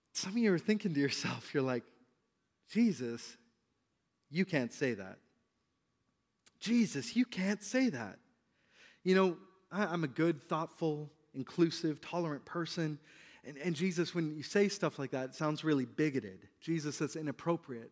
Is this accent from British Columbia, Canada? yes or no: yes; British Columbia, Canada; us as British Columbians